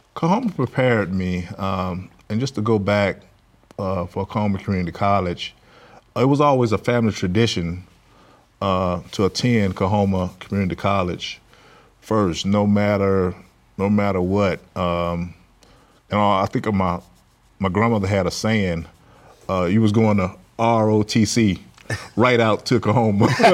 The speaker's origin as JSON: {"language": "English", "town": "Clarksdale", "region": "Mississippi", "country": "United States", "tie": "born or raised there", "moved": "yes", "lives_now": "Baton Rouge, United States", "said": "I grew up in Clarksdale, Mississippi, um, part of the Mississippi Delta area of, uh, Mississippi."}